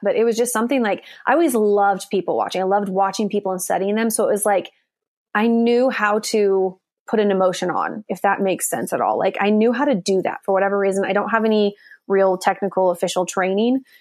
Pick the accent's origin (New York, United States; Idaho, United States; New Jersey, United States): Idaho, United States; Coeur d'Alene; moved away as an adult; also born or lived in Nashville, Tennessee; now in Los Angeles, United States; Coeur d'Alene, Idaho, which is my hometown